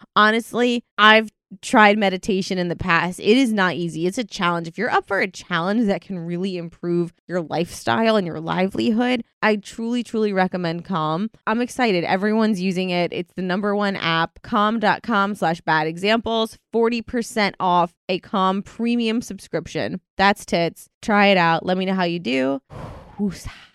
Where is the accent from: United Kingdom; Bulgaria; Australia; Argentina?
United Kingdom; I'm from Britain.